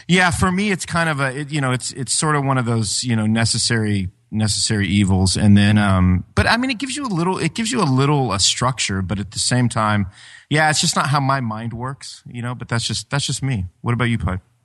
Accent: Ashland, Ohio, United States; my hometown of, of Ash, Ashland, Ohio

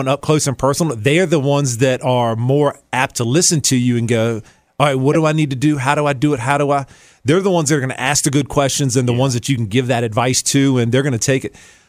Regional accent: Chesterfield, Virginia, United States; Man, I grew up in Chesterfield. Parents live in Chesterfield. I've been in Chesterfield, Thomasdale High School. So I've been here all my life.

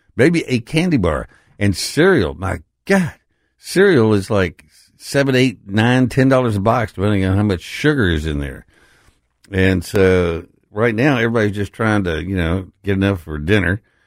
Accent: Texas, United States; now in Memphis, United States; I'm from Texas.

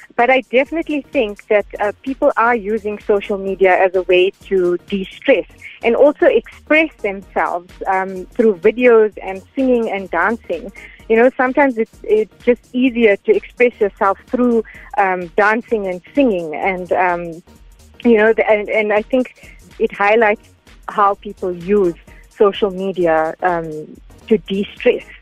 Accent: Gauteng, South Africa; also born or lived in Durban / Pretoria; I was born in Durban, um, and when I was two years old, we moved to Gauteng

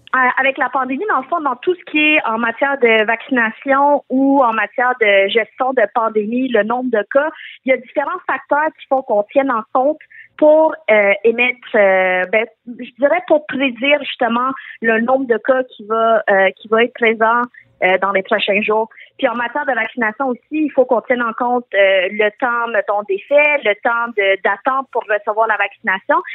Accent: Quebec, Canada; born or raised there

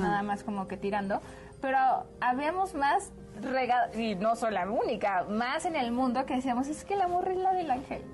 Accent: Guadalajara, Jalisco, Mexico; moved away; yo no soy de aquí, pero yo, o sea, soy, soy de Guadalajara, que también ah, es parte de México.

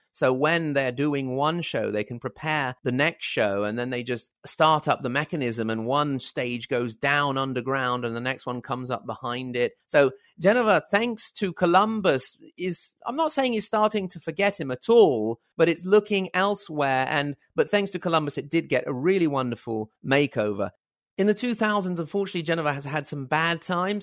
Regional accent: Italy; also born or lived in Reggio Emilia, Italy / Virginia, United States; for us Italians, I'm very far from Genoa.

